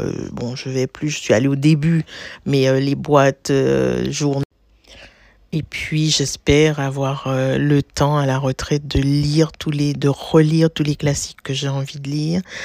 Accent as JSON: {"language": "French", "country": "Martinique", "tie": "born or raised there", "moved": "as an adult", "lives_now": "Paris, France", "said": "j'ai grandi aux îles, j'ai grandi à la Martinique, au pied du volcan de la montagne Pelée. J'ai passé, j'y ai passé 16 ans jusqu'à l'obtention de mon baccalauréat."}